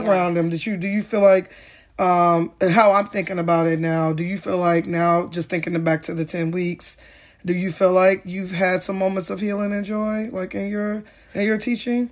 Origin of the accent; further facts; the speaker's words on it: Chicago, Illinois, United States; growing up in Ogier Gardens